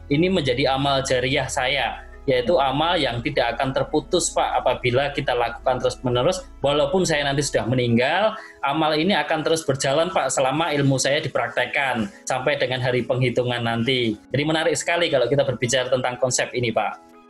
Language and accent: Indonesian; Yogyakarta, Special Region of Yogyakarta, Indonesia; Saya diberikan jalan untuk hijrah menuju tempat yang sebelumnya ini menjadi sebuah kampung halaman saya ya di Yogyakarta ya.